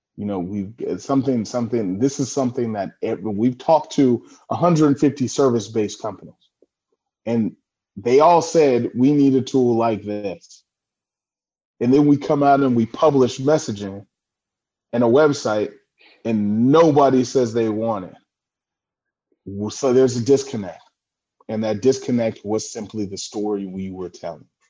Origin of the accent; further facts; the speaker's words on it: California, United States; also born or lived in San Francisco, United States / Washington, D.C., United States / Los Angeles, United States; I'm from California, um, now residing in Redondo Beach, California